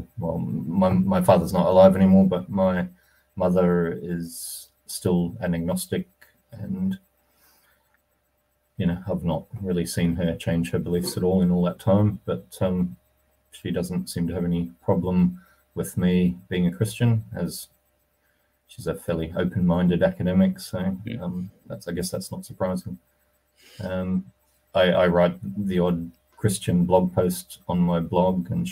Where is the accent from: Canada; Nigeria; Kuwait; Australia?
Australia; moved away as an adult; also born or lived in United States / United Kingdom; I grew up mainly in Australia with a bit of time in the US.